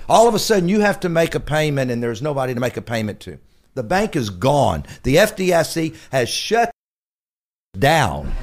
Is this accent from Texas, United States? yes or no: yes; Galveston, Texas, United States; I was born in Galveston, Texas.